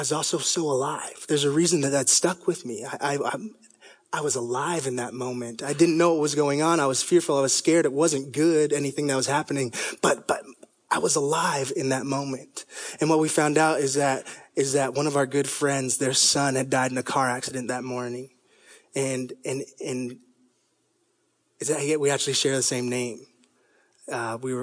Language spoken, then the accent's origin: English; Toronto, Ontario, Canada; moved away; I was 3 years old, and I grew up in Toronto, Canada.